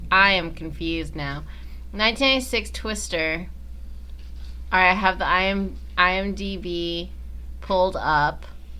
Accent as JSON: {"language": "English", "town": "Lakeland", "region": "Florida", "country": "United States", "tie": "born or raised there", "said": "when I was growing up in Lakeland"}